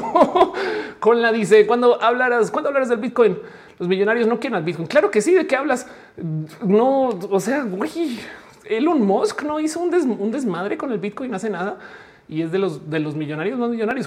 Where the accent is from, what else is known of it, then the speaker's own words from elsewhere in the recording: Colombia; Freddy y yo pues, nos criamos en Colombia.